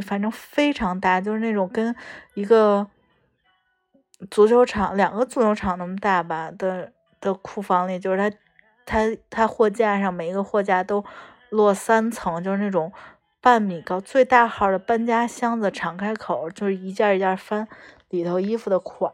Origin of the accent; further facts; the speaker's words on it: China; 我们中国人